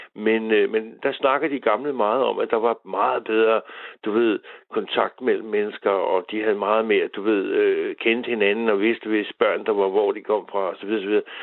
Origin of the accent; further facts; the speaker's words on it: Humlebæk, Capital Region of Denmark, Denmark; vi er danskere, eller jeg er humlebækker